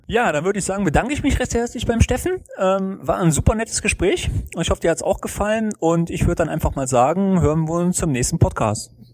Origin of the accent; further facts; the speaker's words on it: Germany; bei uns in Deutschland